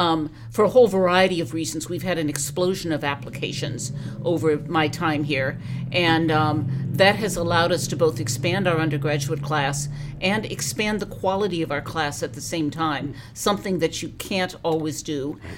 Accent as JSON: {"language": "English", "town": "Minneapolis", "region": "Minnesota", "country": "United States", "tie": "born or raised there", "also_born_or_lived": "Chicago / Boston / Washington, D.C.", "moved": "as an adult", "lives_now": "Madison, United States", "said": "I grew up in the Twin Cities next door, went to the University of Minnesota because that's where all of my friends went out of my high school, and went to work in Chicago."}